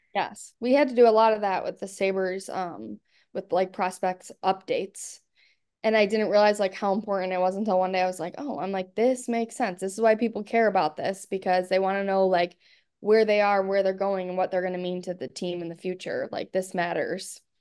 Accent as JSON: {"language": "English", "town": "Buffalo", "region": "New York", "country": "United States", "tie": "born or raised there", "also_born_or_lived": "Arkansas", "said": "now working for my hometown team, it's, like, pretty crazy and cool, um, to be in the position with my hometown team, especially in a place like Buffalo"}